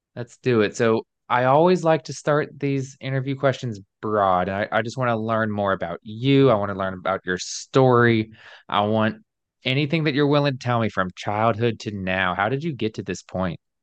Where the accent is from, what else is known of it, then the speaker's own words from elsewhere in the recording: Alabama, United States; moved away as an adult; also born or lived in New York City; I was born and raised in Alabama, like, deep South